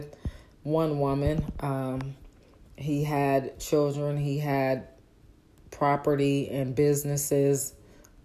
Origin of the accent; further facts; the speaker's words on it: Oakland, California, United States; now in Dallas, United States; I'm from Northern California, Oakland